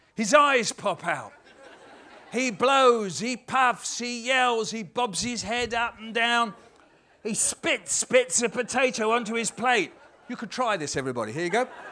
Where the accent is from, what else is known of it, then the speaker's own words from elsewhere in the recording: London, United Kingdom; as we say in London